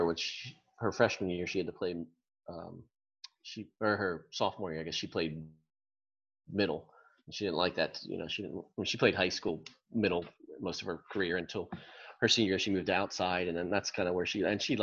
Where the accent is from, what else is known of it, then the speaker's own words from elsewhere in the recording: Lancaster County, Pennsylvania, United States; moved away as an adult; now in Florida, United States; been born and raised in Lancaster County